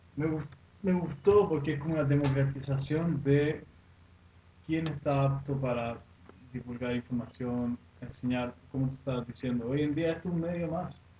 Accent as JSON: {"language": "Spanish", "country": "Sweden", "tie": "born or raised there", "second_language": "Spanish", "moved": "yes", "lives_now": "Chile", "said": "Suecia me crié allá, soy sueco"}